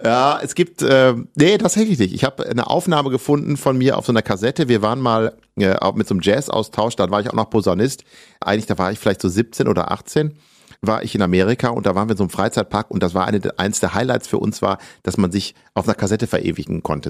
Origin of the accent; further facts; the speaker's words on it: Ibbenbüren, North Rhine-Westphalia, Germany; also born or lived in Gelsenkirchen; Wir sind dann nach Westfalen mehr aufs Land in eine kleine Stadt gezogen, wo meine Mutter geboren wurde. Eben Ibbenbüren heißt das. Und da habe ich eine sehr, sehr schöne und behütete Kindheit und Jugend verbracht